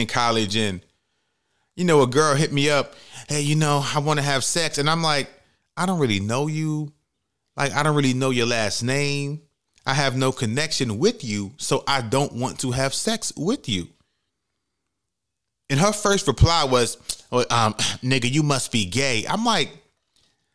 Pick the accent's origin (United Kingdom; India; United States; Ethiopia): United States; New York City, New York; I'm from the Bronx, New York, from the projects